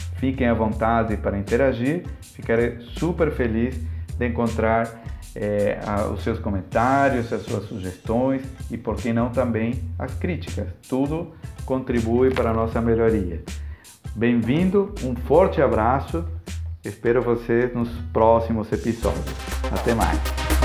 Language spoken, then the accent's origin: Portuguese; Argentina; Portuguese is a second language; now in Palhoça, Brazil; sou argentino, há quase 20 anos que moro aqui no Brasil, mais pontualmente na cidade de Palhoça, em Santa Catarina